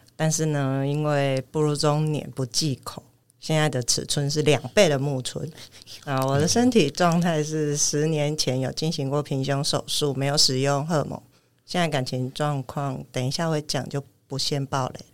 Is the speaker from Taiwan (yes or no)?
yes; Kaohsiung, Taiwan; moved away as an adult; also born or lived in Hualien; 我是高雄人。嗯。那我在花莲念大学